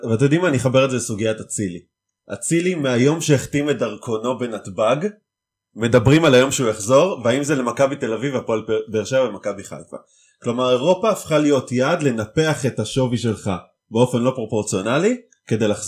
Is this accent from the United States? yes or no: no; United Kingdom; accent: British; המבטא הבריטי שלי מתפרץ לפעמים.